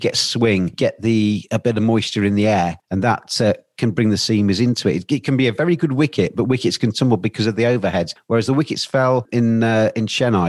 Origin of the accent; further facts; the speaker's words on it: England, United Kingdom; as an Englishman, I'm watching this series in India.